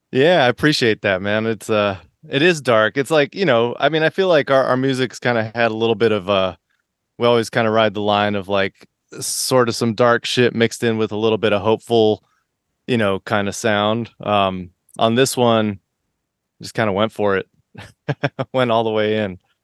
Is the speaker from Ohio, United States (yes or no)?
no; Miami, Florida, United States; moved away; also born or lived in Boston / San Diego / New York; I grew up in Florida and Miami, and then I moved to Boston